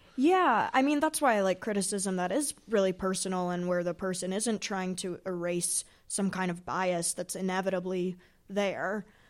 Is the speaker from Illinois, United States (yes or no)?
yes; Chicago, Illinois, United States; we're both from Chicago, and I was friends with his son, uh, growing up